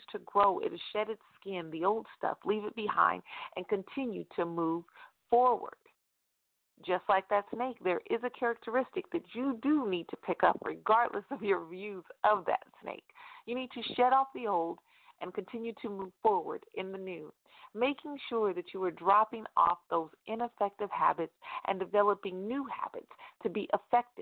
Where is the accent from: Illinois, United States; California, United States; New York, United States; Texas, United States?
California, United States; Stockton; right here in my hometown in Stockton, California